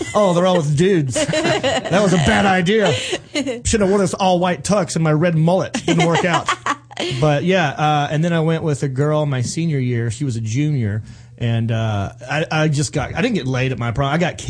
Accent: North Carolina, United States; North Carolina.

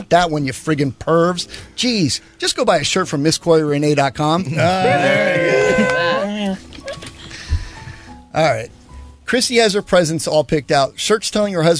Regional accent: Panama; moved away; when I grew up in Panama

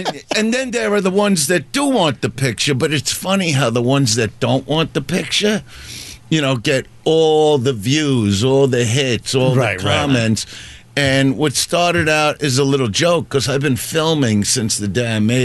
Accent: Brooklyn, New York, United States; I'm from Brooklyn

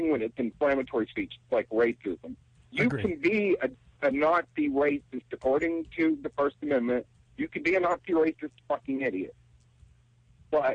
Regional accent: Texas, United States; I'm from Texas. I come from a very religious family

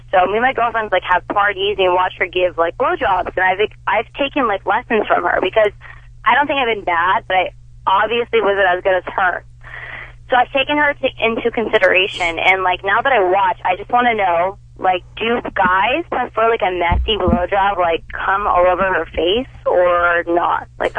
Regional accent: California, United States; now in Miami, United States; No, actually, I live in Miami, but I'm originally from Orange County, California.

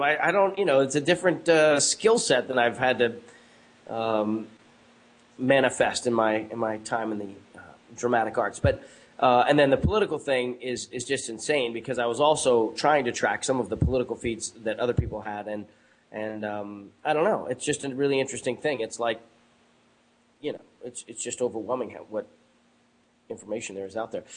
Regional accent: United States; States of America my home country

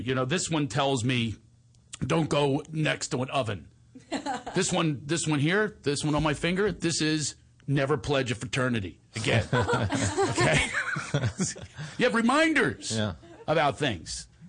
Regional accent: Tennessee, United States; born there; I was born in Tennessee, in Western Tennessee. I was one of nine children

